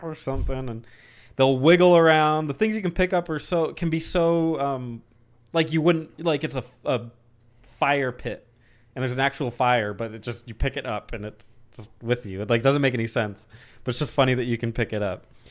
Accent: Arizona, United States; I'm from Arizona.

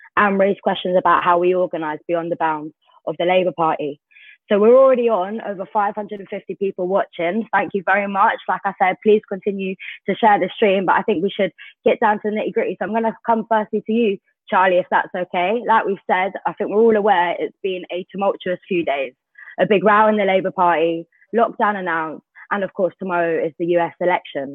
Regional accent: United Kingdom; as a British Jew

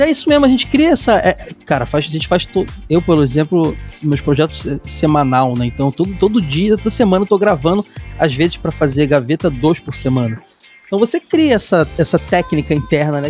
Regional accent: Rio de Janeiro, Brazil; Eu sou carioca

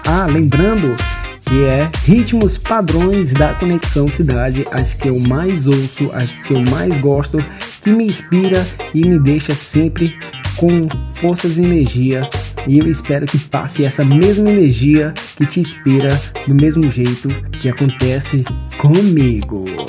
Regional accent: Imperatriz, Maranhão, Brazil; moved away; also born or lived in Goiânia, Goiás; atualmente eu moro em Imperatriz, no Maranhão, minha cidade natal

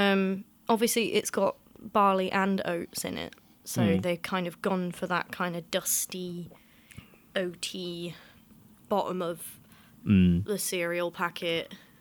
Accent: Lancashire, North West England, United Kingdom; I'm from Lancashire, and I was surrounded by farms.

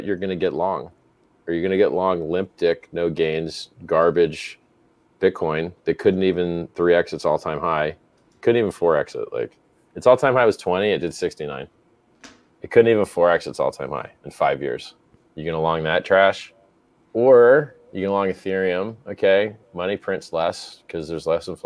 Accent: United States; moved away; as an American living outside America

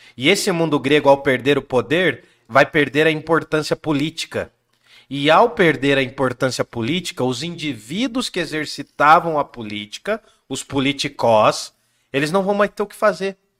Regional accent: Brazil; nós somos brasileiros, falamos português

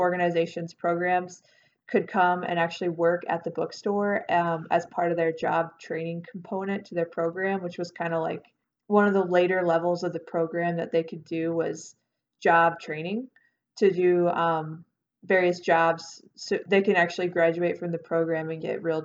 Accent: Stewardson, Illinois, United States; also born or lived in Carbondale, Illinois / Avondale, Arizona; So I'm originally from Illinois. I'm from a teeny tiny town called Stewartson

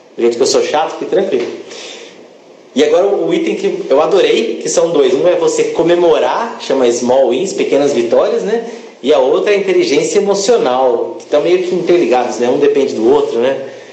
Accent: Campinas, São Paulo, Brazil; Sou de Campinas

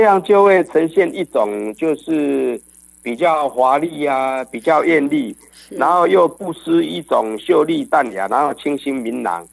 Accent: Yilan County, Taiwan; 我想我们大概东方人啊，尤其是我们宜兰人

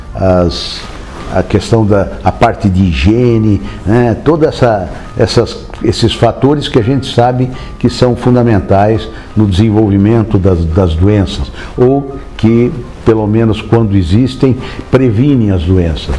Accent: Marília, São Paulo, Brazil; sou de Marília, né, no interior de São Paulo, né, nascido em Marília

